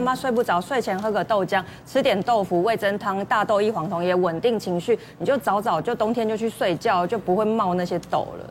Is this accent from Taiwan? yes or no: yes; Taiwan; 其实台湾人可能真的是压力啊